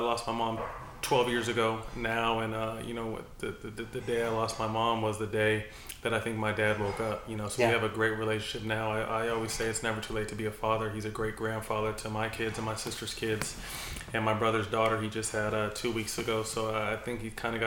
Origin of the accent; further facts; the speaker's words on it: Sacramento, California, United States; also born or lived in San Jose, California; It's starting in third grade when I moved from San Jose to Sacramento